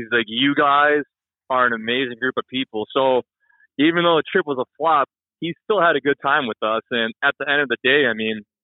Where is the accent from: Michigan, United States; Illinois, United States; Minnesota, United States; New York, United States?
Michigan, United States; I'm from Michigan, so right here in the Saginaw Bay